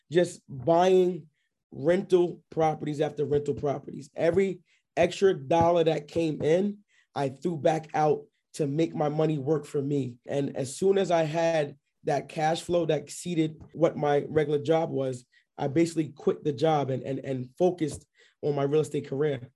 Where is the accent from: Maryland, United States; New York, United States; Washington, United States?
New York, United States; New York City; moved away as an adult; also born or lived in Scranton, Pennsylvania; now in Georgia, United States; I'm based out of here in, uh, Georgia, but I'm originally from New York, uh, Queens, New York. I w, lived in Bayside, Queens, actually.